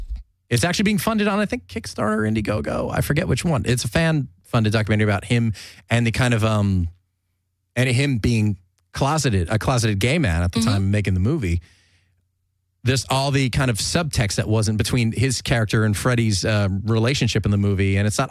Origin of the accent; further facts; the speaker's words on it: California, United States; especially growing up in Southern California and going to the beach, going to the ocean.